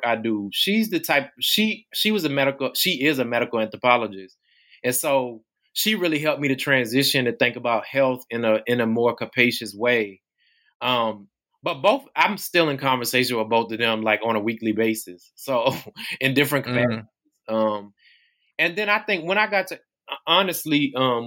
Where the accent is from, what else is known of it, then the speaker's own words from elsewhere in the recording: Tappahannock, Virginia, United States; I grew up in Essex County in Tappahannock, Virginia, and went to public schools here